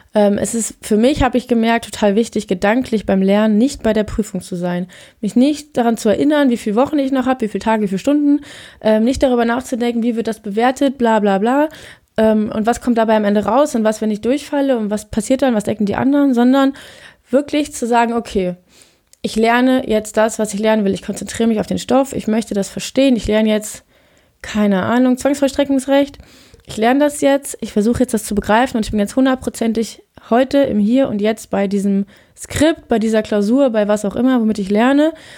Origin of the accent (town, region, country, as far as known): Germany; moved away; also born or lived in Norway